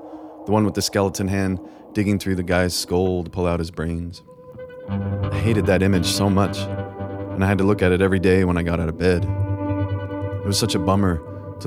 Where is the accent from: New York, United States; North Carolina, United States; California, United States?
California, United States; Sacramento; when I was growing up in Sacramento, I imagined that Southern California began just south of my city